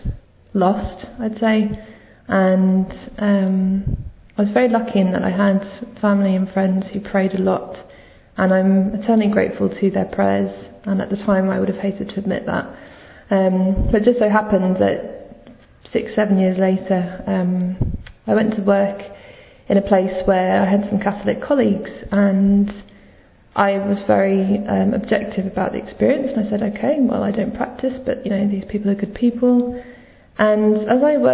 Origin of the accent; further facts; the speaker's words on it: London, United Kingdom; I'm 29, I'm from London